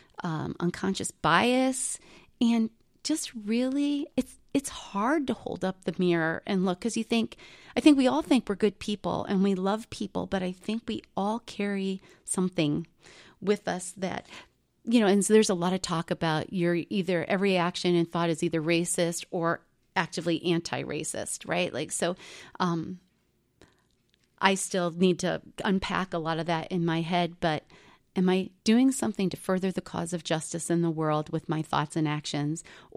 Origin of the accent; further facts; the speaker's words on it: Akron, Ohio, United States; I grew up outside of Akron, Ohio